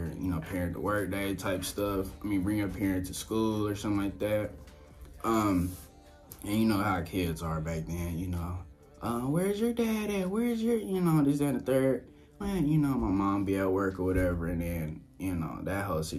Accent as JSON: {"language": "English", "town": "Shreveport", "region": "Louisiana", "country": "United States", "tie": "born or raised there", "moved": "yes", "said": "came from Shreveport, was born and raised Shreveport, Southern boy."}